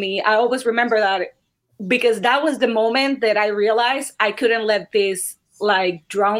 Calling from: Clifton, New Jersey, United States; I live in Clifton, New Jersey in the United States. So a little gloomy today.

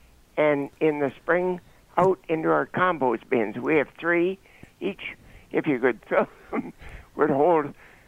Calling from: Orillia, Ontario, Canada; I'm calling from Orillia

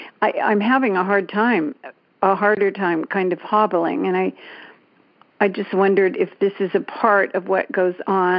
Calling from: Danville, California, United States; I'm calling from Danville, California.

